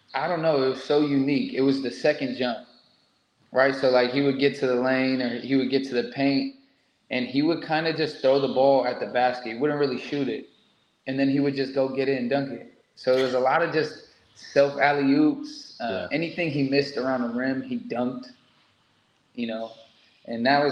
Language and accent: English; United States; moved away as an adult; being an American